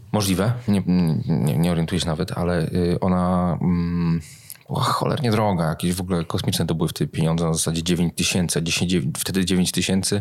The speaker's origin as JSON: {"language": "Polish", "town": "Gdańsk", "region": "Pomeranian Voivodeship", "country": "Poland", "tie": "born or raised there", "said": "Ja się wychowałem w Gdańsku"}